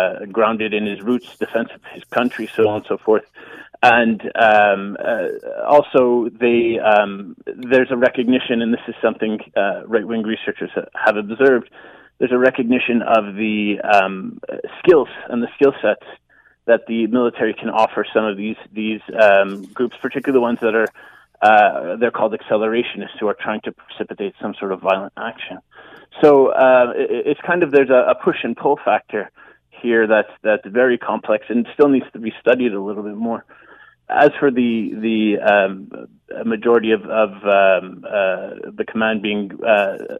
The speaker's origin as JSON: {"language": "English", "country": "Canada", "said": "we Canadians"}